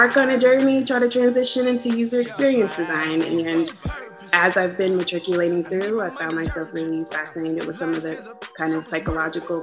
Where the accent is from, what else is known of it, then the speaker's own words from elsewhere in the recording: Tulsa, Oklahoma, United States; I am from Tulsa, Oklahoma, home of the Black Wall Street